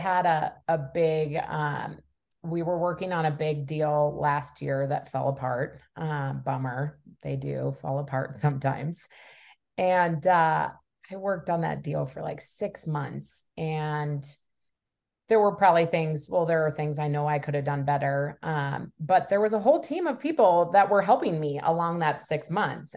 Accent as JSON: {"language": "English", "town": "Minneapolis", "region": "Minnesota", "country": "United States", "tie": "born or raised there", "said": "born and raised in Minneapolis, in the suburbs of Minneapolis"}